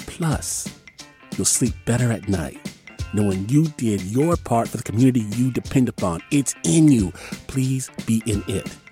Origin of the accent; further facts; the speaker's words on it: Vallejo, California, United States; I grew up here in Vallejo